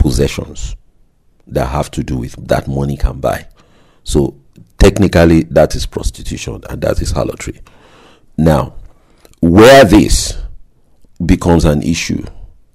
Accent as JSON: {"language": "English", "country": "Nigeria", "tie": "born or raised there", "said": "growing up in Nigeria"}